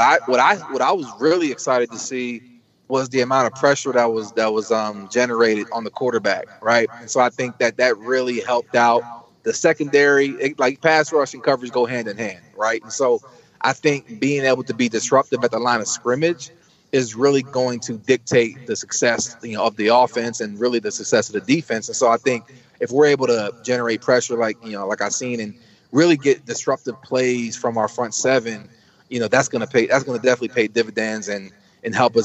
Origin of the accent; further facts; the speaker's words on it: Coatesville, Pennsylvania, United States; moved away as an adult; also born or lived in Atlanta, Georgia / Nashville, Tennessee; I started back in my hometown of Coatesville.